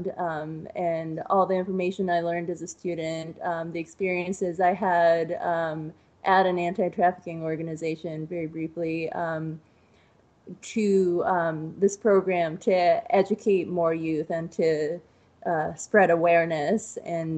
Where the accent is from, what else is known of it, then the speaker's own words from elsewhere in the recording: East Coast, United States; moved away as an adult; now in Ohio, United States; I'm originally from the East Coast